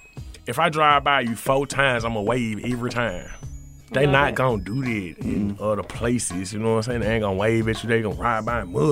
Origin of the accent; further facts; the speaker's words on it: Mississippi, United States; also born or lived in Los Angeles; I was staying in LA, you know what I'm saying? And you know, I'm from Mississippi. I'm from Mississippi.